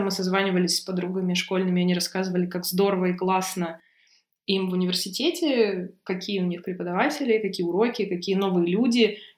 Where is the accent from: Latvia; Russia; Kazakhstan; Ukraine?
Russia; Novosibirsk, Novosibirsk Oblast; Я из Новосибирска.